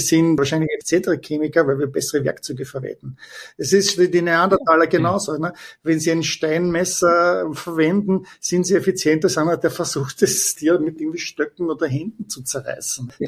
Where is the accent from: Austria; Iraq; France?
Austria; Vienna; moved away as an adult; also born or lived in Heidelberg, Germany; now in Palo Alto, United States; ich bin ursprünglich aus Wien, bin geboren, äh, studiert und bin dann 1998 zur SAP nach Waldorf in die Zentrale nach Deutschland gezogen